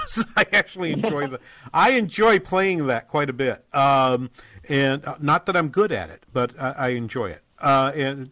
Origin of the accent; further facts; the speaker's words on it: Manchester, New Hampshire, United States; moved away; my hometown in Manchester, New Hampshire.